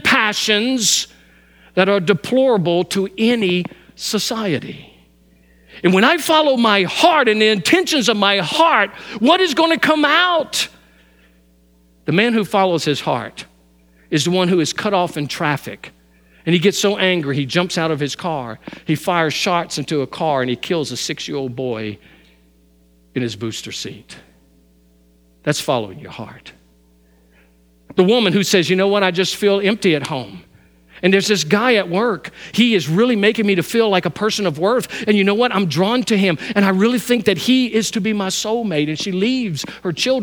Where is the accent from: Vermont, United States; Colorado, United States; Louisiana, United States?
Louisiana, United States; moved away; My whole life I grew up hunting, and I grew up hunting in Louisiana, and I hunt here